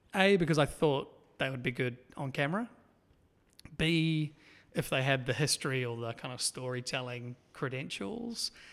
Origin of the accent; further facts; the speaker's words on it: Auckland, New Zealand; I was born and raised in Auckland, out in East Auckland, so seaside, coastal town.